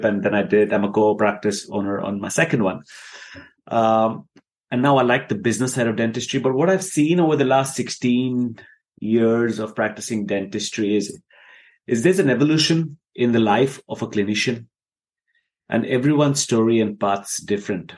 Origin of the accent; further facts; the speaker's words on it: Dubai, United Arab Emirates; moved away as an adult; also born or lived in India; now in United Kingdom; I was born and brought up in Dubai. And I lived in Dubai for 18 years